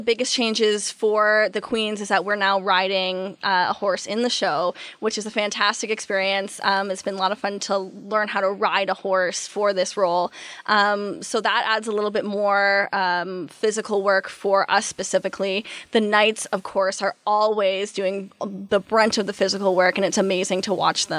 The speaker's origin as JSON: {"language": "English", "town": "Peterborough", "region": "Ontario", "country": "Canada", "tie": "born or raised there"}